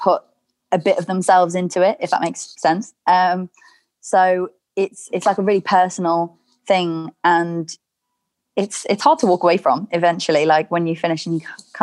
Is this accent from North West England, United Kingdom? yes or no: yes; Chester, North West England, United Kingdom; my hometown of Chester